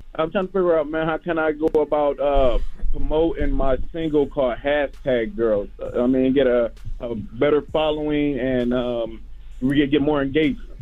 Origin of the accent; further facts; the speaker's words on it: Detroit, Michigan, United States; also born or lived in Memphis, Tennessee; even though I'm from Detroit, I still have the, uh, the Southern blood